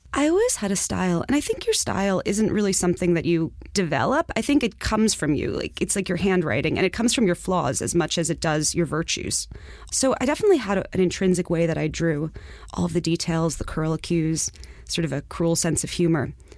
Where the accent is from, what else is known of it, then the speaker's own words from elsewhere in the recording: New York City, New York, United States; I'm from Far Rockaway.